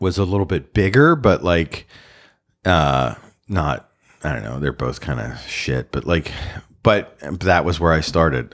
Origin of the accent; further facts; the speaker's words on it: Baltimore, Maryland, United States; I grew up in Baltimore